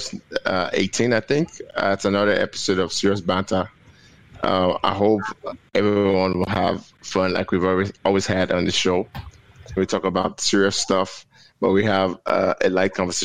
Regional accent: Lagos, Nigeria; moved away as an adult; now in United States; I was born in America. I grew up in Lagos. I left Nigeria, moved back to the U.S. when I was 20

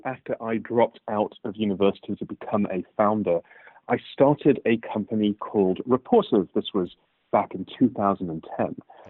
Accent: United Kingdom; also born or lived in Cambridge / Birmingham / Manchester / Aberdeen; So I grew up, if you couldn't tell already from my accent, in the United Kingdom.

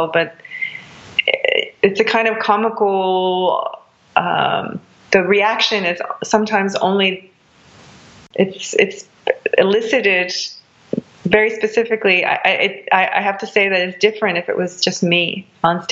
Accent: United States; They don't assume that I'm American

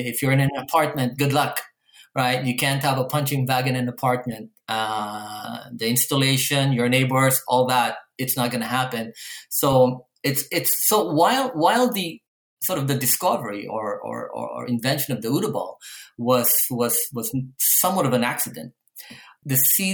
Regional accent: Manila, Metro Manila, Philippines; now in Canada; I grew up in Manila, Philippines.

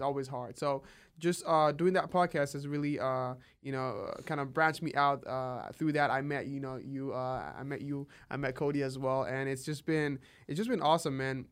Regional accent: Nigeria; moved away as an adult; now in United States; am originally from Nigeria. Uh, I came to the U S in twenty sixteen

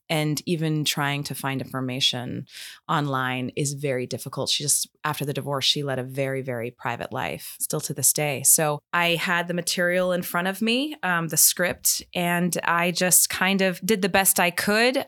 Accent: Maine, United States; moved away; also born or lived in New York; I'm originally from Maine. That's where all my family still is

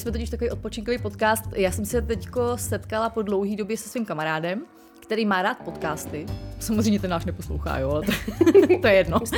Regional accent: Most, Ústí nad Labem Region, Czechia; já jsem původem z Mostu, eh, což je hodně zvláštní kraj

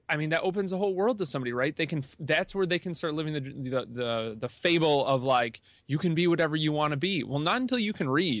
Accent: New York, United States; moved away; Man, so when I came from New York and I moved out here, and it took a while for my certifications.

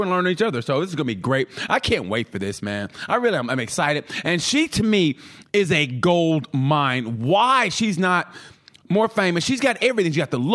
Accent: Oklahoma, United States; moved away; also born or lived in Texas; I'm from Oklahoma originally

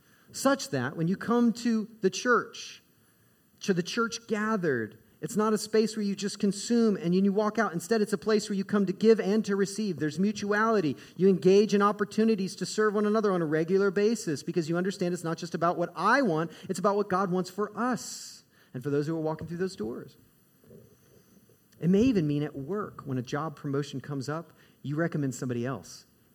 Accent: Midwest, United States; I grew up in the Midwest.

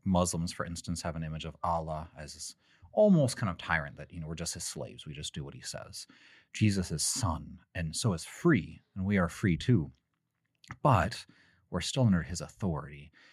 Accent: Texas, United States; I'm from Texas

